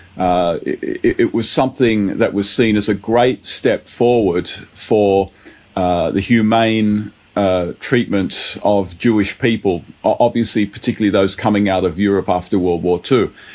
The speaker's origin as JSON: {"language": "English", "town": "Sydney", "region": "New South Wales", "country": "Australia", "tie": "born or raised there", "said": "I grew up in Bankstown, uh, very very multicultural area"}